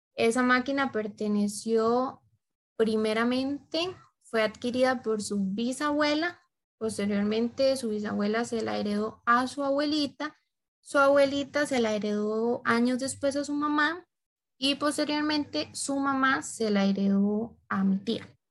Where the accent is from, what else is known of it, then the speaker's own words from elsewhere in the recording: Costa Rica; nuestra cultura costarricense